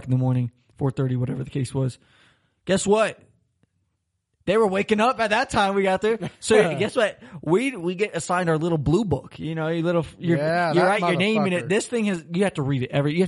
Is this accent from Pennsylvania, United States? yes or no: no; Florida, United States; moved away as an adult; now in Germany; I'm from Florida. It's always 80, 90 degrees